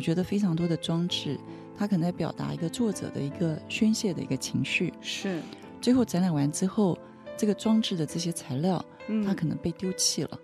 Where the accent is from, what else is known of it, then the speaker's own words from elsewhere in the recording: Taiwan; 我来自台湾